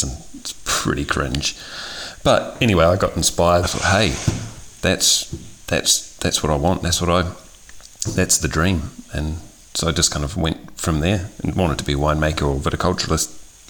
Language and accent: English; New Zealand; moved away; I'm originally from New Zealand